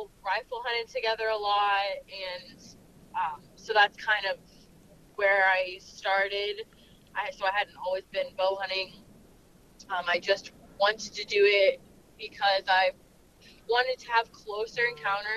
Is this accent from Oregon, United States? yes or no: no; Florida, United States; moved away as an adult; now in Missouri, United States; I am originally from Florida, but I've lived in Missouri for 6 or 7 years now